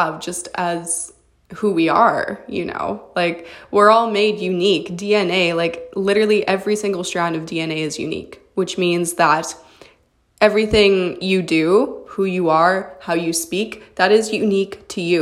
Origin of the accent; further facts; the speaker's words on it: Canada; I'm a model from Canada